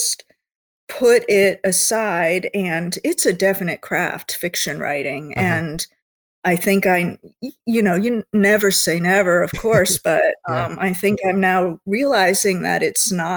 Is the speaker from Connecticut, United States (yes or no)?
yes; Connecticut, United States; also born or lived in South Carolina; I was raised in Connecticut, more or less since the age of four.